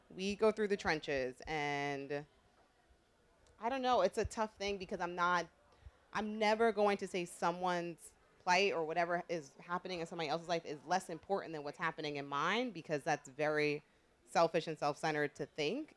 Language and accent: English; New York City, New York, United States; also born or lived in Philadelphia; I grew up in New York